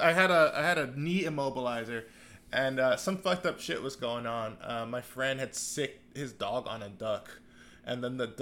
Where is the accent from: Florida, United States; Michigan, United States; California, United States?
Florida, United States; Palm Beach County; moved away; It's called my hometown of Palm Beach County.